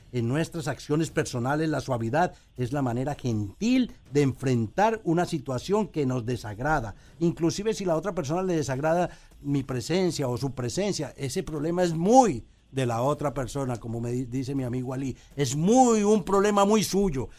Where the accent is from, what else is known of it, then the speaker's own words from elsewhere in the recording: Colombia; moved away as an adult; now in Puerto Rico; fui a Bogotá, eh, a Colombia donde soy